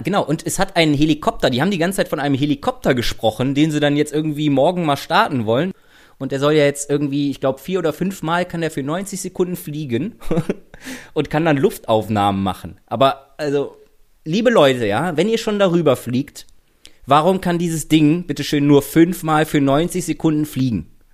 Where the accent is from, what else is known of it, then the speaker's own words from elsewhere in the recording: Rhineland, Germany; now in Berlin, Germany; ich komme aus dem Rheinland